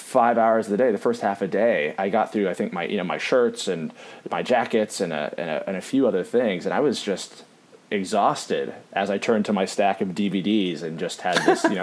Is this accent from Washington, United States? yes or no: yes; Seattle, Washington, United States; moved away; I'm from Seattle originally